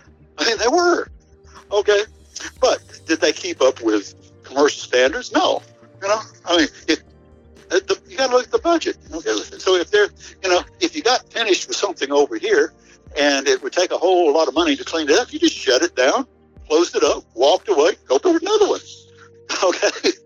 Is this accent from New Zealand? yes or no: no; United States; You people, obviously, because I'm from Washington, I've got a checklist.